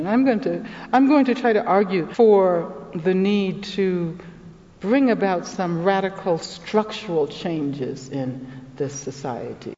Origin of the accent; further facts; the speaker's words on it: Birmingham, Alabama, United States; I'm from Birmingham, Alabama